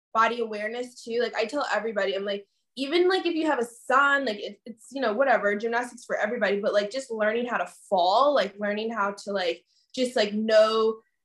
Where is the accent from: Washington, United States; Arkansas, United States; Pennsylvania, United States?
Pennsylvania, United States; moved away as an adult; also born or lived in Virginia / New Jersey; now in California, United States; I grew up in Pennsylvania, about an hour outside of New York City. I was born in Virginia, and then my mom and my dad, we moved up to Pennsylvania when I was like 7